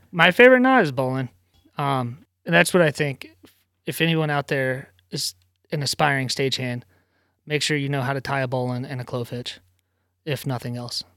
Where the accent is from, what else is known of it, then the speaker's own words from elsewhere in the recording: Virginia, United States; moved away as an adult; now in Rhode Island, United States; I'm from Virginia originally